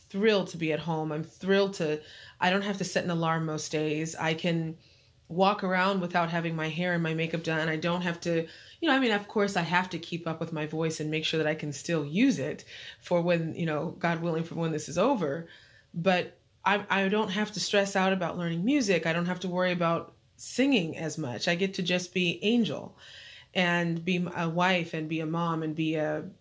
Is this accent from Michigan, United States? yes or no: no; Apple Valley, California, United States; moved away as an adult; now in New Jersey, United States; Apple Valley is where I'm from